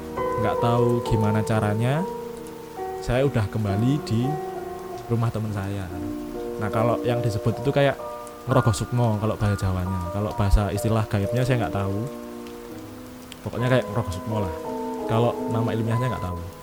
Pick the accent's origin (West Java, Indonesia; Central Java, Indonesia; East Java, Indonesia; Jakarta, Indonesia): East Java, Indonesia; Kota saya ini kota B, di Jawa Timur